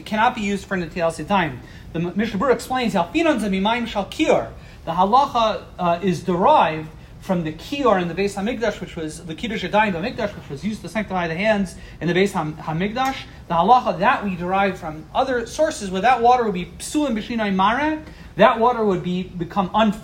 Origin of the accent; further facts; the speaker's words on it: East Coast, United States; growing up on the East Coast